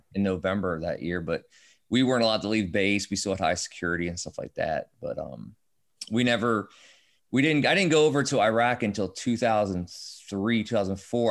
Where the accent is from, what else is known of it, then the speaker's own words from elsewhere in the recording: Northeast Ohio, United States; also born or lived in Maryland; now in West Virginia, United States; I grew up in Ohio, in Northeast Ohio, kind of pretty much where LeBron, Akron, Youngstown area